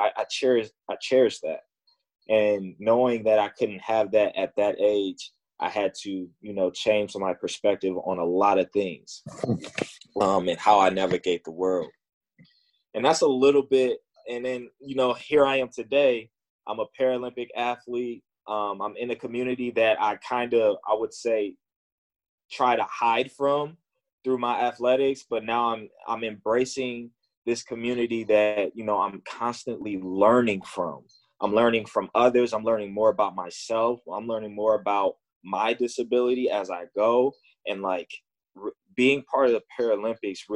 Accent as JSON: {"language": "English", "town": "Chicago", "region": "Illinois", "country": "United States", "tie": "born or raised there", "said": "growing up in Chicago playing basketball"}